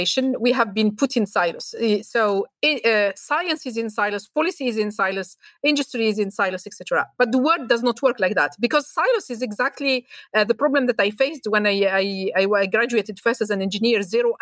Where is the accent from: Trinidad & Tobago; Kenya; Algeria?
Algeria; Algiers, Algiers Province; moved away; also born or lived in Paris, France; I was born and raised in Algiers and then moved to Paris.